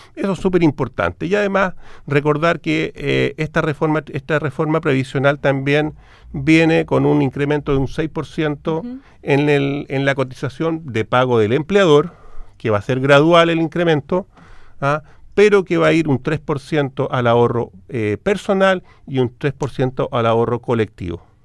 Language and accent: Spanish; Chile; como chilenos